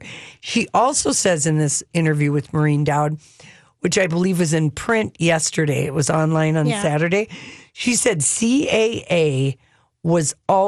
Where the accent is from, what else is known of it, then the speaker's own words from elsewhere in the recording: New York, United States; Right. I'm a New Yorker.